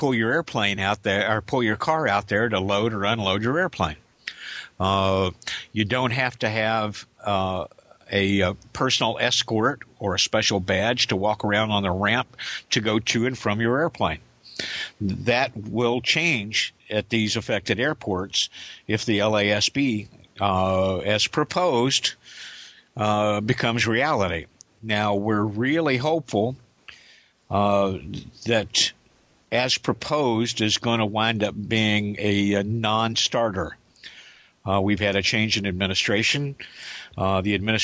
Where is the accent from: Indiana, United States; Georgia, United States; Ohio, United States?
Indiana, United States; now in Kansas, United States; In my hometown in Indiana, Clark Regional, Juliet Victor Yankee, and right across the river, Bowman Field.